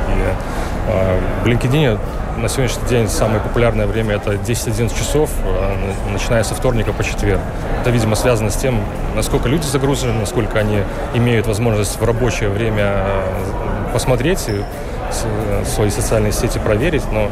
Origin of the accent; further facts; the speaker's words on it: Lithuania; мы сами из Литвы